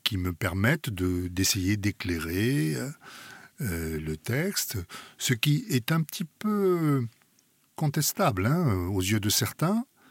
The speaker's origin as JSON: {"language": "French", "country": "France", "said": "je suis français, ma culture est en grande partie euh, française"}